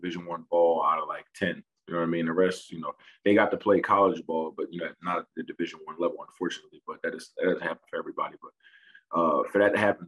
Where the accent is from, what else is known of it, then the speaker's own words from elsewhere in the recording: Lindenwold, New Jersey, United States; I'm from South Jersey, close to Philadelphia. And started off playing Little League ball in my hometown, Lindenwald, New Jersey